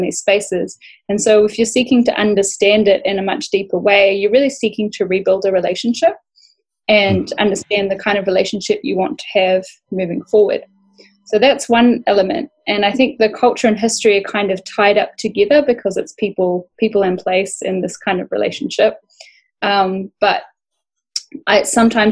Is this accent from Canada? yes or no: no; Bundjalung country, New South Wales, Australia; growing up on Bundjalung country